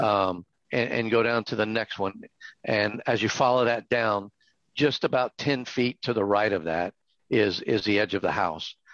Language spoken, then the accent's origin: English; South Louisiana, United States; now in Hot Springs Village, United States; I'm from South Louisiana